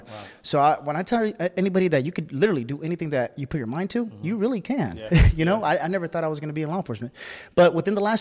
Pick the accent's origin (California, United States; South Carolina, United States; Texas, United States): California, United States; Bay Area; I come from the Bay Area. The Bay Area is in Northern California near San Francisco